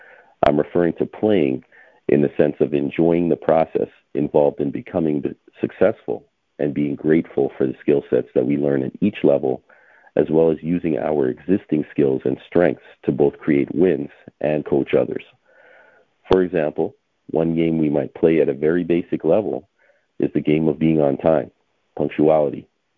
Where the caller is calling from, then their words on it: Toronto, Ontario, Canada; I'm calling in from Toronto, Ontario, Canada